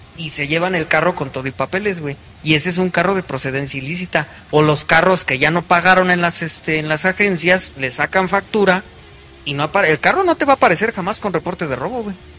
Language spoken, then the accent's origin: Spanish; Mexico; como buen mexicano